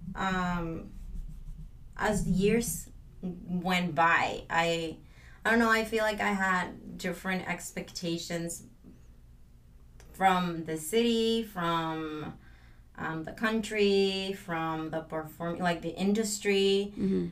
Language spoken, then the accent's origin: English; Mexico; now in Los Angeles, United States; I am from Mexico and I moved